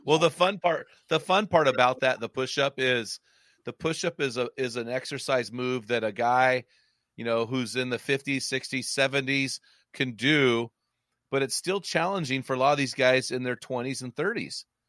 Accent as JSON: {"language": "English", "town": "McMinnville", "region": "Oregon", "country": "United States", "tie": "born or raised there", "said": "my hometown of McMinnville, which is about forty-five minutes from the coast"}